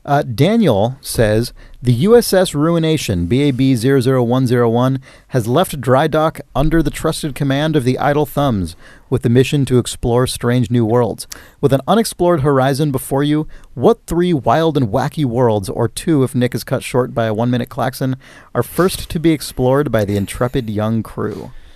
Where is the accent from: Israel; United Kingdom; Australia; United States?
United Kingdom; As a Brit, I never had any exposure to this system, instead being much more familiar with regional machines such as the BBC Micro and the ZX Spectrum.